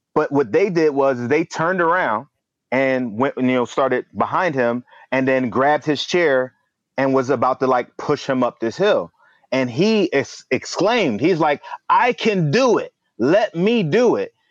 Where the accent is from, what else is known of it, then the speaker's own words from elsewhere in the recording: Philadelphia, Pennsylvania, United States; I'm from Philly originally. Um, I, I, you know, born and raised